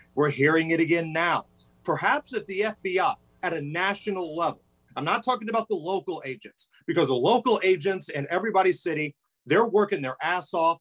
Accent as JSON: {"language": "English", "town": "Indianapolis", "region": "Indiana", "country": "United States", "tie": "born or raised there", "said": "I grew up playing basketball on the South Side, right? Indianapolis at the Beach Grove area"}